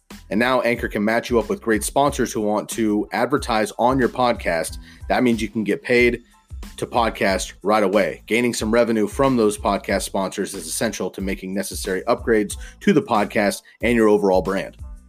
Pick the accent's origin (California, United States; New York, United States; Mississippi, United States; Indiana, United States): California, United States; now in Oregon, United States; Growing up in the Bay Area, of course, a Warriors fan